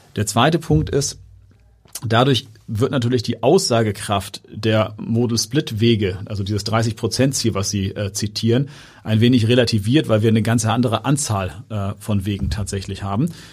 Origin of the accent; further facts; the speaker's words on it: Hamburg, Germany; also born or lived in Barmbek, Hamburg / Cape Town, South Africa; ich bin in Jenfeld aufgewachsen